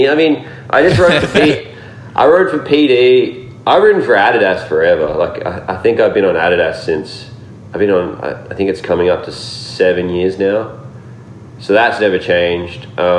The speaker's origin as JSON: {"language": "English", "country": "Australia", "said": "I was just like, I'm just going to go home and, you know, work a job, or, you know, just continue being an Australian skateboarder"}